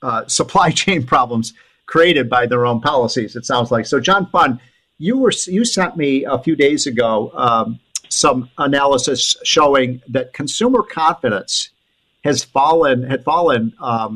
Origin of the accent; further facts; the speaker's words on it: Illinois, United States; my home state, Illinois